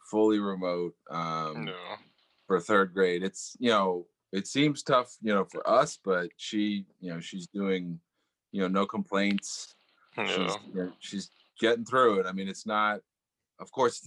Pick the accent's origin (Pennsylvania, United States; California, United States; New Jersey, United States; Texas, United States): Pennsylvania, United States; Philadelphia; I'm from Philadelphia